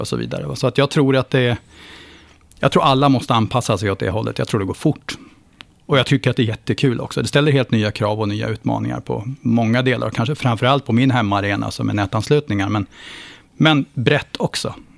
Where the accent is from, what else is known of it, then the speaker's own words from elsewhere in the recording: Östergötland, Sweden; jag började klättra stolp hemma i Östergötland